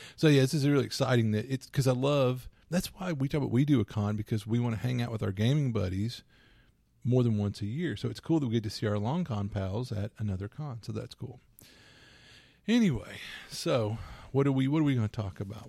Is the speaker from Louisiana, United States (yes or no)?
yes; Louisiana, United States; I'm from Louisiana